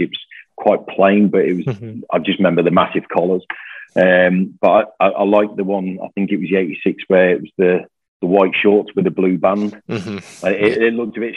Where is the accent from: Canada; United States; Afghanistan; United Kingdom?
United Kingdom; Coventry, West Midlands; now in Glasgow, United Kingdom; I was born in Coventry